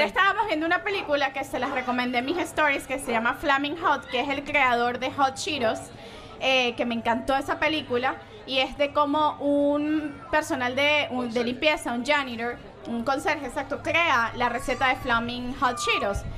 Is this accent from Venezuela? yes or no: yes; Venezuela; moved away; la cultura de nuestras raíces de Venezuela